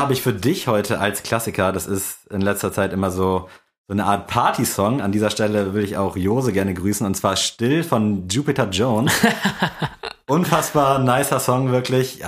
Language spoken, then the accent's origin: German; Buxtehude, Lower Saxony, Germany; bei uns in Buxtehude